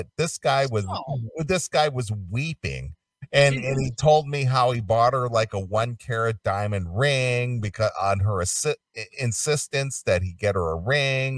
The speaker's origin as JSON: {"language": "English", "region": "Ohio", "country": "United States", "also_born_or_lived": "California", "moved": "as an adult", "said": "I was from Ohio and Midwestern"}